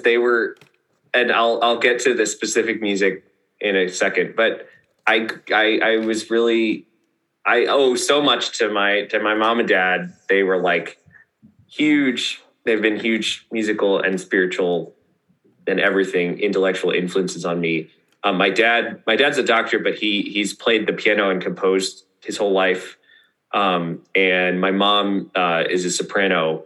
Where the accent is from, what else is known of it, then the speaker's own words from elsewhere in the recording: Maryland, United States; moved away; also born or lived in Northern Virginia; the church that I grew up in Maryland before we moved to Virginia